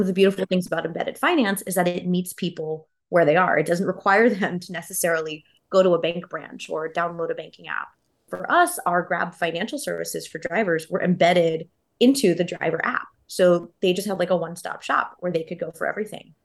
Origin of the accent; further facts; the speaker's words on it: Houston, Texas, United States; moved away as an adult; also born or lived in Boston; now in Singapore; I grew up in Houston, which is, like, a very liberal city, but still in Texas